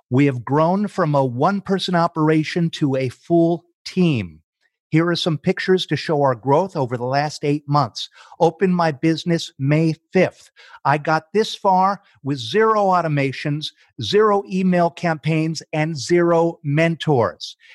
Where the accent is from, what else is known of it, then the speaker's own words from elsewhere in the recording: Jackson, Michigan, United States; also born or lived in Detroit, Michigan; I'm from Jackson, Michigan.